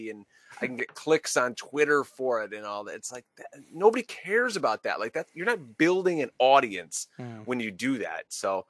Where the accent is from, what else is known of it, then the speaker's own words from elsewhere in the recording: upstate New York, United States; because I'm a New Yorker, although I'm upstate.